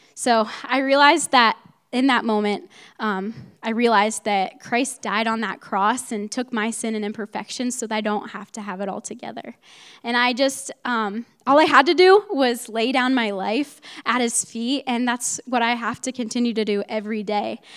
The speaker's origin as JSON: {"language": "English", "town": "Mount Vernon", "region": "Ohio", "country": "United States", "moved": "yes", "said": "I'm from Mount Vernon, Ohio, which is about an two hours north from here"}